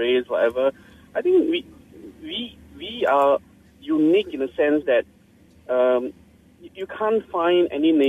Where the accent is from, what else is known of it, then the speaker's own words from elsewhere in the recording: Malaysia; I think that's the beauty of being a Malaysian, right? Everyone has their own custom, and yet we speak like so many different languages.